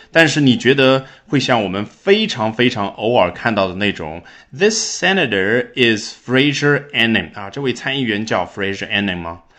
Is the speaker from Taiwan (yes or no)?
no; China; 我们中国人